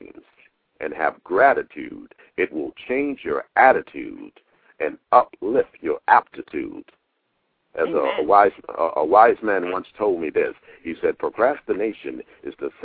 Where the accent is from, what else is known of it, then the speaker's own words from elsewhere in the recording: Fort Lauderdale, Florida, United States; moved away as an adult; now in New York, United States; I was born in Fort Lauderdale